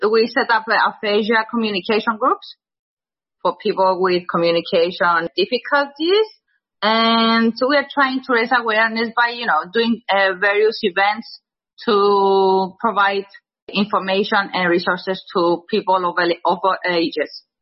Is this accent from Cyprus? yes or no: yes; Cyprus; also born or lived in London; when I was going back to my home country, Cyprus.